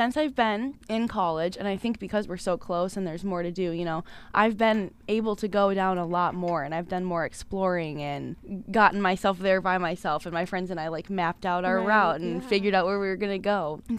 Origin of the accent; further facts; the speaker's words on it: Illinois, United States; I grew up in Illinois, not too far from the city, probably about an hour, but I didn't go very often as a kid.